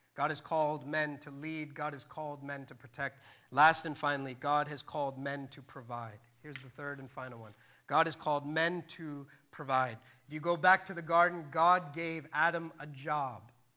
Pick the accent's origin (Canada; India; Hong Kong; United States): India; I'm Indian